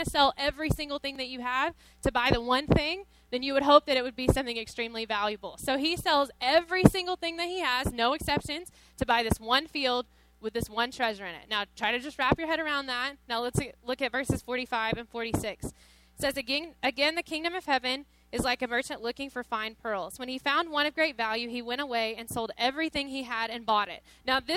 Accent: Cave Spring, Georgia, United States; moved away as an adult; also born or lived in Tennessee; now in Las Vegas, United States; I'm from Georgia originally. So I grew up for 18 years in Georgia, really, really small town

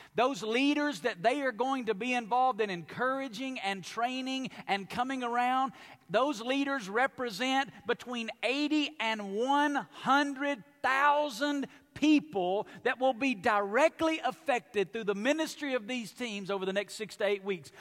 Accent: Alabama, United States; now in Las Vegas, United States; I grew up in Alabama

